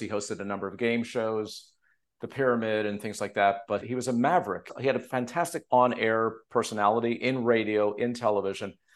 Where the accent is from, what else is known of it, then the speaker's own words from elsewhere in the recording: Montreal, Quebec, Canada; now in Los Angeles, United States; the guys I grew up with in Montreal.